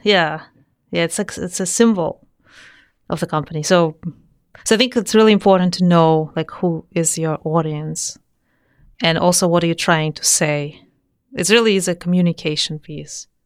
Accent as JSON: {"language": "English", "region": "Saint Petersburg", "country": "Russia", "tie": "born or raised there", "moved": "yes", "said": "I'm from Saint Petersburg, Russia. So I was born there, uh, in a family of engineers."}